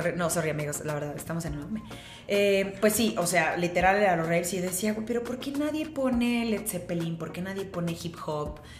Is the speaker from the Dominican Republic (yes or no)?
no; Cuernavaca, Morelos, Mexico; now in Mexico City, Mexico; yo soy de Morelos, bueno, crecí como mi, mi, mi infancia, adolescencia en Morelos, en Cuernavaca, soy guayaba.